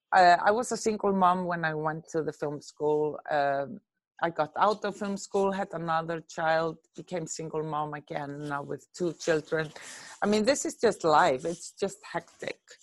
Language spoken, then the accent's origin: English; Reykjavik, Capital Region, Iceland; I'm born and raised in Reykjavik, Iceland.